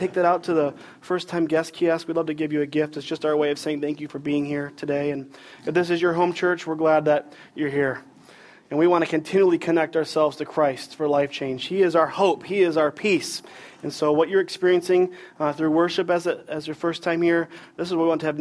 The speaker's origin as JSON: {"language": "English", "region": "Michigan", "country": "United States", "tie": "born or raised there", "moved": "yes", "lives_now": "Raleigh, United States", "said": "I grew up in Michigan"}